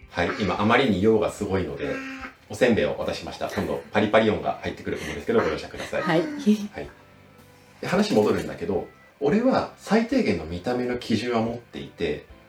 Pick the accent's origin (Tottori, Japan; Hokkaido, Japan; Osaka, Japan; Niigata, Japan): Niigata, Japan; born or raised there